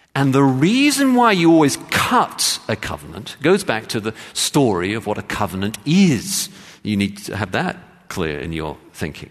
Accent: England, United Kingdom; I grew up in England as a, in the Church of England

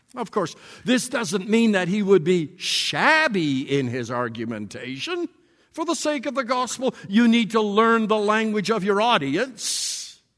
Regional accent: Borden, Saskatchewan, Canada; I am from Borden, Saskatchewan.

